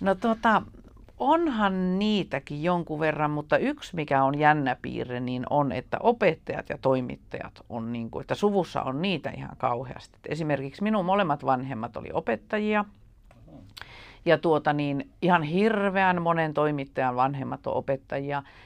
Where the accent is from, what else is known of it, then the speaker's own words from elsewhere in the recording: Ylitornio, Lapland, Finland; moved away as an adult; also born or lived in Tampere; now in Helsinki, Finland; mä lapsuudesta itse viettänyt Ylitorniolla ja se on edelleen niin se minun jotenkin se identiteetti, että minä olen ylitorniolainen ja lappilainen